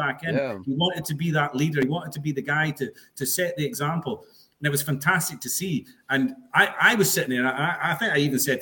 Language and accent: English; Scotland, United Kingdom; I'm Scottish